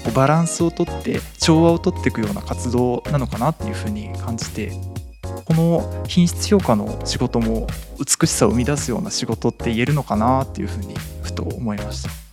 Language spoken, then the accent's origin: Japanese; Nagasaki, Japan; now in Kanto, Japan; 自分があの出身が長崎の方で今住んでる関東とは少し遠かった